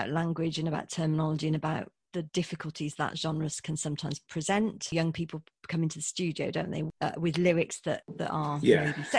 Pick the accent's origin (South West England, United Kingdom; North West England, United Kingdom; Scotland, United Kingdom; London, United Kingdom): South West England, United Kingdom; Gloucestershire; I'm from Gloucestershire